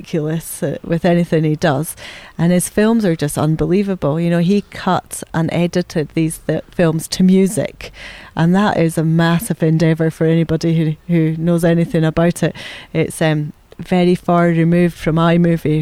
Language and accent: English; Aviemore, Scotland, United Kingdom; I was very lucky to grow up in Aviemore in the Highlands of Scotland